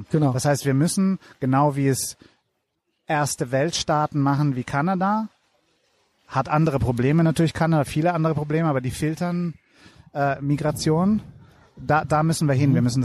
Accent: Italy; German is a second language; ich komme aus Italien.

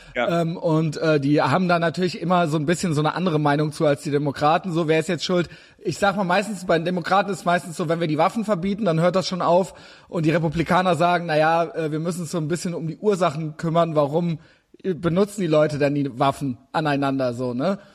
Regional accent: Germany; als Deutsche

